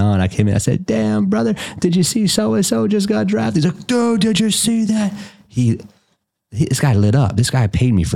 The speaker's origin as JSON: {"language": "English", "region": "West Virginia", "country": "United States", "tie": "born or raised there", "moved": "as an adult", "lives_now": "Indianapolis, United States", "said": "I'm from West Virginia originally"}